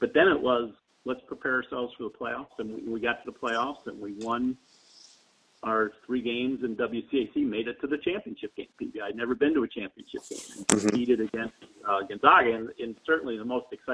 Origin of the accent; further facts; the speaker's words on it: Baltimore, Maryland, United States; I grew up in Baltimore